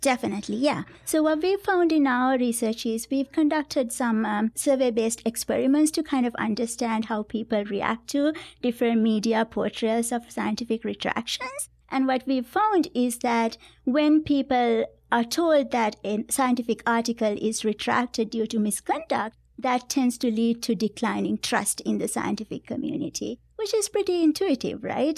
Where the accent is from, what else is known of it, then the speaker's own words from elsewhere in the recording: Sri Lanka; moved away as an adult; now in United States; I grew up in Sri Lanka